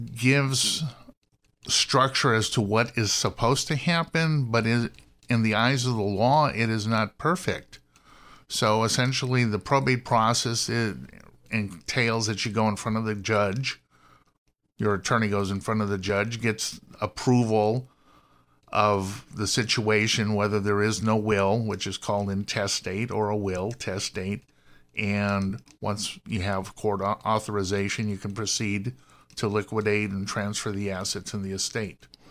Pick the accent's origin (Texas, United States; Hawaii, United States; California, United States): California, United States; Los Angeles; I'm born and raised in Los Angeles, went to U C L